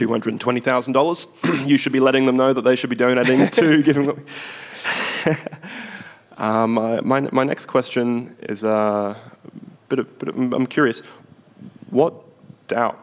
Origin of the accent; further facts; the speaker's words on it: Brisbane, Queensland, Australia; my hometown of Brisbane